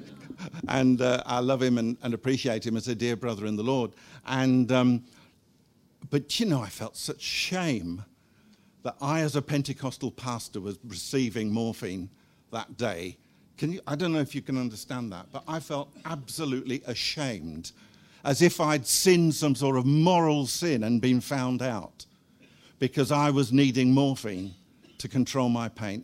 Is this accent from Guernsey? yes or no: yes; Guernsey; moved away as an adult; also born or lived in Cardiff / Seychelles / Zimbabwe; We were both born and brought up in Guernsey